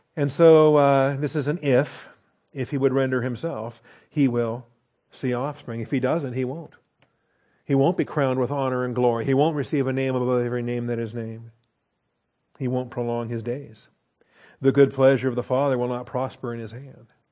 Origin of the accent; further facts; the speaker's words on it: Washington, United States; I grew up in Washington State